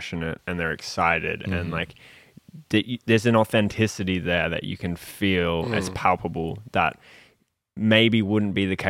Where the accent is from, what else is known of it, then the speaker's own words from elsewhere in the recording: Australia; moved away; also born or lived in Barcelona, Spain; I'm this Australian guy. Like, in Spain.